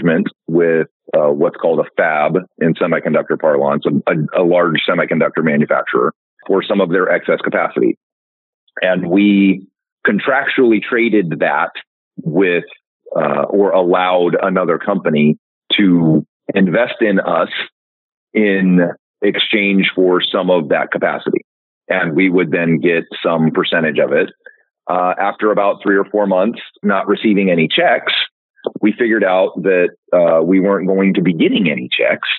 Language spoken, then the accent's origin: English; Sacramento, California, United States; now in Gig Harbor, United States; I grew up in Sacramento, California